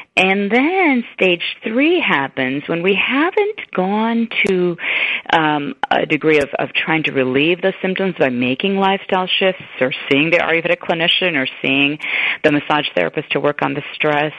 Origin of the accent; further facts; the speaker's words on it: Chicago, Illinois, United States; also born or lived in East Africa; I grew up in Chicago